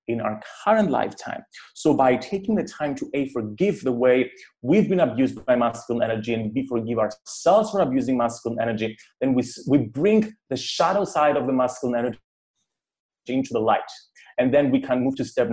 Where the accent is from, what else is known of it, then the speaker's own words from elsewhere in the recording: Cyprus; growing up in Cyprus